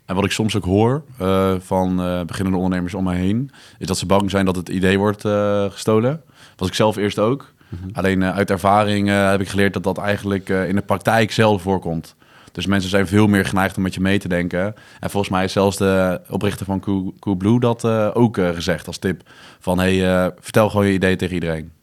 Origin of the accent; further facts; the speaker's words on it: The Hague, South Holland, Netherlands; now in Breda, Netherlands; ik kom oorspronkelijk uit Den Haag